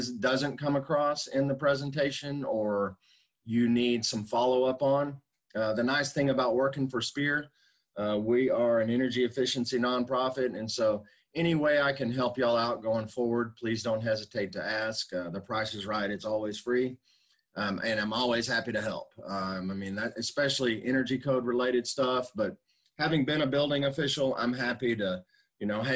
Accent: Dallas, Texas, United States; I grew up, my dad's a carpenter, so I grew up framing houses in the Dallas area.

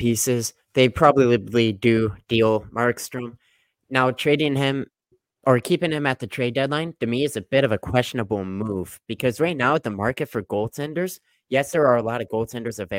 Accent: St. Louis, Missouri, United States; we're both from St. Louis

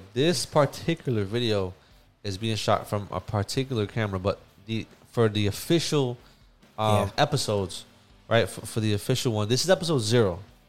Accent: New York City, New York, United States; we grew up in East New York, Brooklyn, and we saw a lot of bad things in our lives.

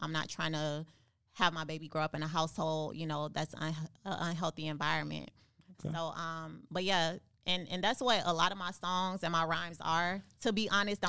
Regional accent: Miami, Florida, United States; moved away; I went back home. I went back to my grandma's house that I grew up in.

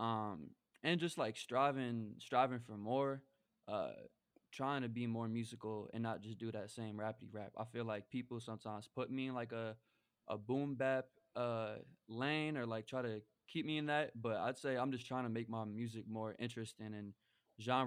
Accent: New York, United States; also born or lived in Chicago; growing up in New York

